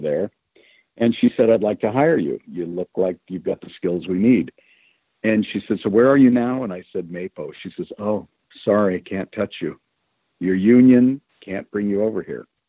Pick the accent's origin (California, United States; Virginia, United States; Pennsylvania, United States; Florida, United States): California, United States; also born or lived in Chicago, Illinois; I was a California kid, even though I was born in Chicago.